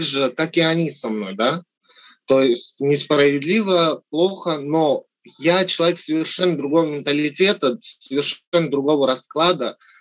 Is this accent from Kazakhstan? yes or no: no; Armenia; moved away; соотечественникам в Армении